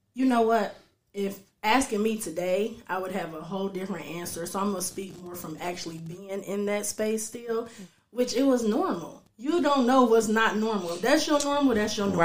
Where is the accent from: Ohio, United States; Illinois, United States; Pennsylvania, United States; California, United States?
Ohio, United States; Dayton; I'm actually right from here, Dayton, Ohio. Um, yeah, I'm from here. I grew up here